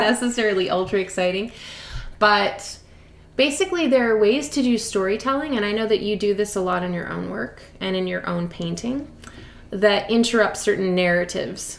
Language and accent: English; Montreal, Quebec, Canada; moved away; I'm from Montreal originally.